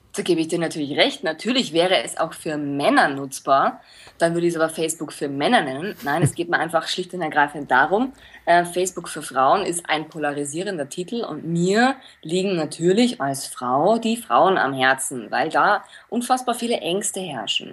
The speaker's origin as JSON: {"language": "German", "town": "Linz", "region": "Upper Austria", "country": "Austria", "tie": "born or raised there", "moved": "yes", "lives_now": "Munich, Germany", "said": "ich bin aus Linz gebürtig, bin aber nach München ausgewandert und lebe jetzt hier"}